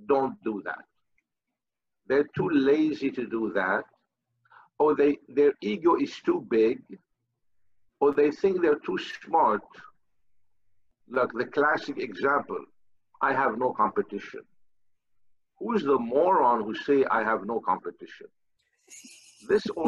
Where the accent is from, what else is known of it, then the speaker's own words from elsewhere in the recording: Lebanon; moved away; I come from Lebanon.